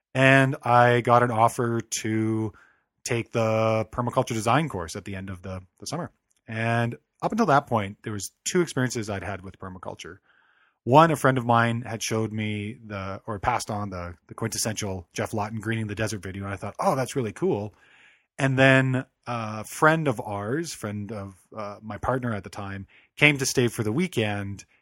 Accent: Calgary, Alberta, Canada; I was born and raised in Calgary, Alberta

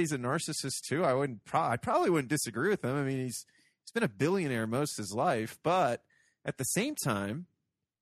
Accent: Toledo, Ohio, United States; I grew up in Toledo, Ohio.

